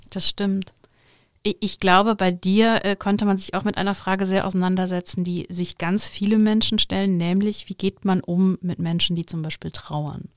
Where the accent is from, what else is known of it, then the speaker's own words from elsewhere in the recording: Overath, North Rhine-Westphalia, Germany; ich bin auch sehr christlich aufgewachsen, sehr katholisch im Bergischen, im Dorf